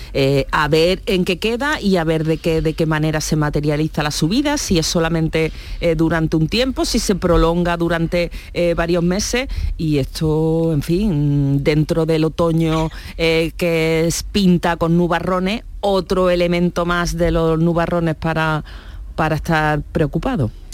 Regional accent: Churriana de la Vega, Andalusia, Spain; en mi pueblo, en Churriana de la Vega, en Granada

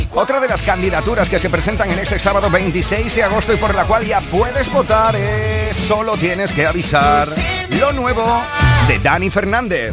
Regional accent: Huelva, Andalusia, Spain; desde mi tierra, desde Huelva

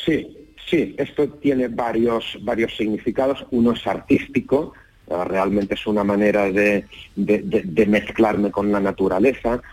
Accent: Barcelona, Catalonia, Spain; estoy en Barcelona, soy de Barcelona, vivo en Barcelona

